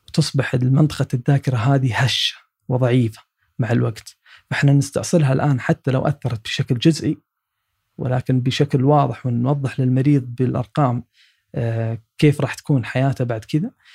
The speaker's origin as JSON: {"language": "Arabic", "country": "Saudi Arabia", "said": "عندنا في السعودية"}